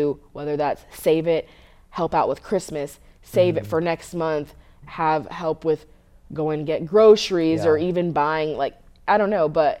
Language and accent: English; West Coast, United States; And I grew up on the West Coast, obviously. I grew up going to USC games or UCLA games.